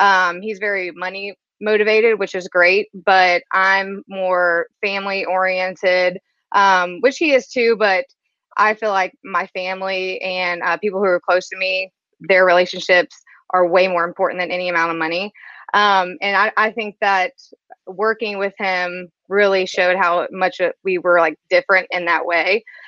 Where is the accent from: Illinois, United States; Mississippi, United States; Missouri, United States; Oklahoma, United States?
Mississippi, United States; Biloxi; moved away as an adult; also born or lived in Los Angeles; I'm from Biloxi, Mississippi. It's a little town about an hour outside New Orleans.